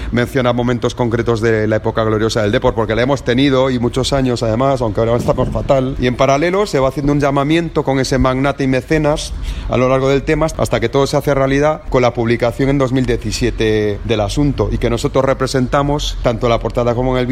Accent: A Coruña, Galicia, Spain; Bueno, yo no sé si sabíais que soy de Coruña y bueno, pues por ende muy deportivista desde pequeño.

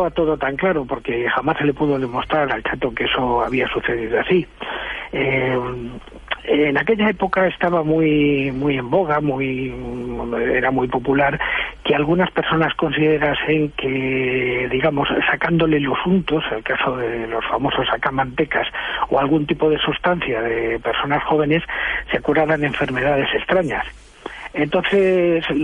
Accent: El Escorial, Community of Madrid, Spain

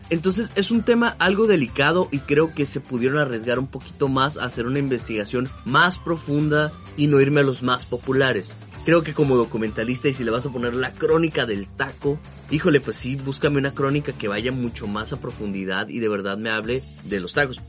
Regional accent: Mexico; la comida es una parte importantísima para nosotros, ¿no? Como mexicanos

